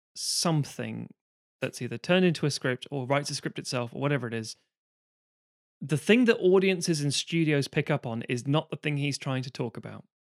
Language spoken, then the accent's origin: English; United Kingdom; growing up in Britain, you get a Saturday or a Sunday T V thing